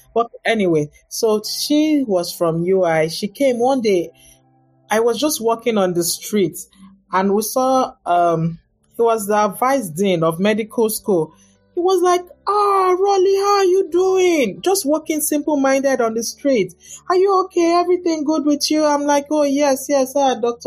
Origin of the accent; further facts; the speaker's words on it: Nigeria; moved away as an adult; also born or lived in Lagos, Nigeria / Ghana / Cardiff, Wales; now in Dayton, United States; I'm from Nigeria